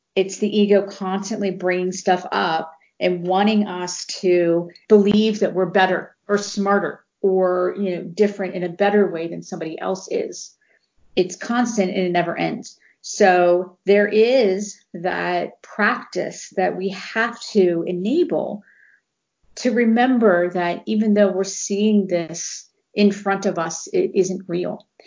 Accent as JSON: {"language": "English", "town": "Cincinnati", "region": "Ohio", "country": "United States", "tie": "born or raised there", "said": "in Cincinnati, Ohio, we had the big red machine"}